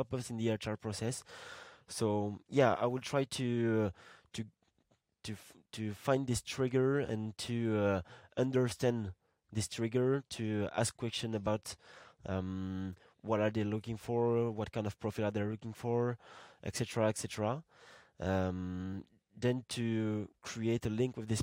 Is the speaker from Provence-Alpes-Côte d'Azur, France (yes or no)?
yes; Marseille, Provence-Alpes-Côte d'Azur, France; my hometown, like Marseille in France, I would say that I'm from Marseille